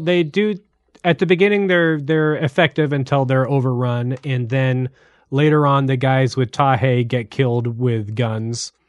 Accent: United States; as an American

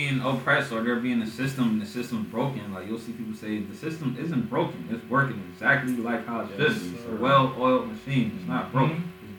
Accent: Chicago, Illinois, United States; We're from Chicago.

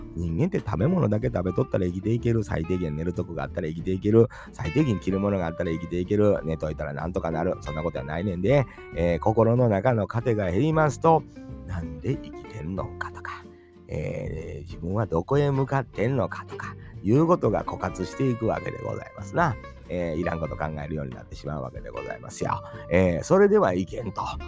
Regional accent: Kansai, Japan; now in Tokushima, Japan; 僕ももともと関西人ですけども、徳島に移住しましてね

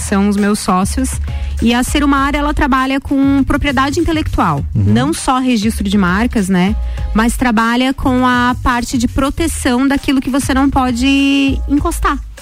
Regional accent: Lages, Santa Catarina, Brazil; eu nasci em Lages no dia 8 do 8 de 83

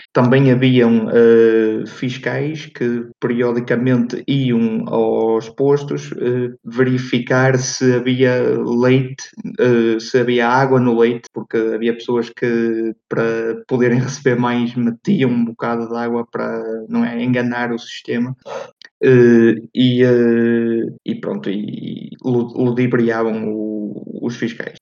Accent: Ponte de Lima, Norte, Portugal; Eu sou de Ponte Lima

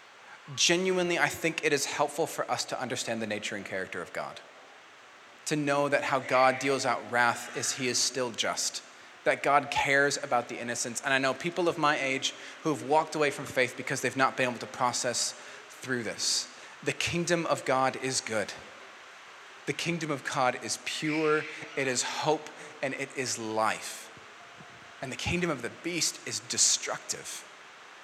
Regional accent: New Zealand; I'm a Kiwi

